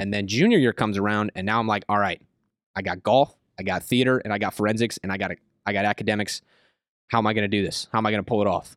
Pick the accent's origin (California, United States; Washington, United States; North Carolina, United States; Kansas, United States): Kansas, United States; Tonganoxie; Kansas is where I say I'm from. I lived there for, like, seven, eight years. I mean, I, I, I moved there when I was, when I was in middle school, so I pretty much just say I'm from Kansas